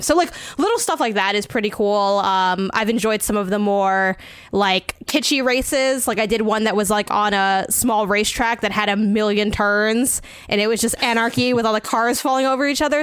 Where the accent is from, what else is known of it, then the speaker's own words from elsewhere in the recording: United States; I'm not from Mexico, I'm from the U S, but my dad's from Mexico